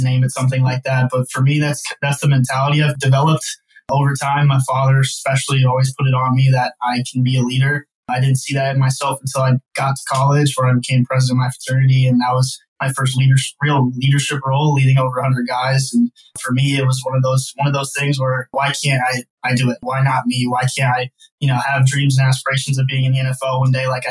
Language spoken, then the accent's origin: English; Las Vegas, Nevada, United States; moved away as an adult; now in Arizona, United States; born and raised in Las Vegas, Nevada. I grew up there the first 18 years of my life.